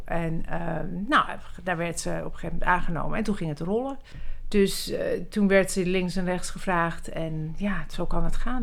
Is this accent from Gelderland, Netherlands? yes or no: no; Amsterdam, North Holland, Netherlands; also born or lived in Zurich / Milan / Paris; ik ben geboren in Zurich. Toen zijn we naar Milaan gegaan en uiteindelijk naar Parijs. En toen ik een jaar of zeven was, kwam ik hier in eh, Amsterdam.